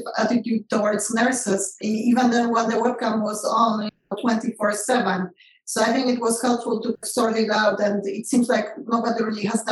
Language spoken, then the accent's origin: English; Poland; moved away as an adult; now in United States; I grew up in Poland and never in a million years graduating from medical school in Poland